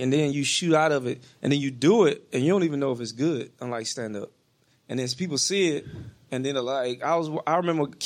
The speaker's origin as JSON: {"language": "English", "region": "the South", "country": "United States", "moved": "yes", "said": "I'm from the South"}